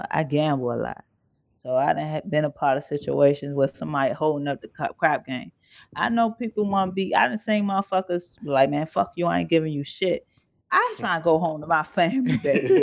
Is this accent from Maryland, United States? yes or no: yes; Maryland, United States; I'm from Maryland